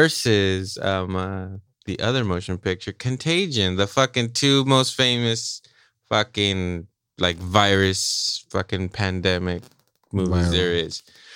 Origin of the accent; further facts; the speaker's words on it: Australia; I'm an Aussie boy right there, checking the dials every time.